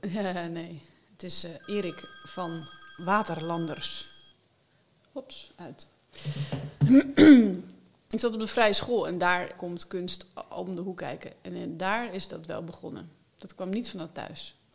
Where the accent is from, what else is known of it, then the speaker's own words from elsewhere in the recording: Alkmaar, North Holland, Netherlands; moved away; also born or lived in Amsterdam / Wageningen; Mijn leven begon in Alkmaar in het ziekenhuis.